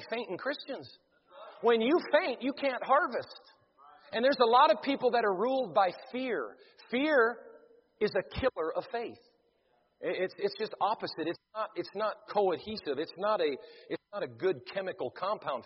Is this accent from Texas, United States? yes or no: no; Devils Lake, North Dakota, United States; I was born in Devil's Lake, North Dakota